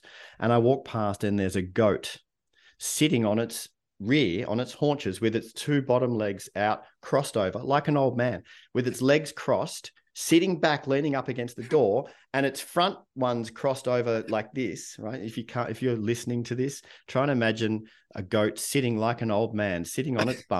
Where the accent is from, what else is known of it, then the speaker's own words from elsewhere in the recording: Melbourne, Victoria, Australia; it's only weird for me because I grew up in Melbourne, Australia, right?